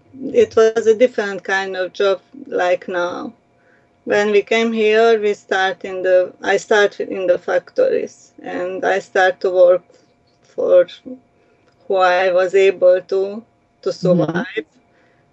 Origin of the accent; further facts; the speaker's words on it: Romania; now in Laval, Canada; refugees, as immigrants. We came here from Romania.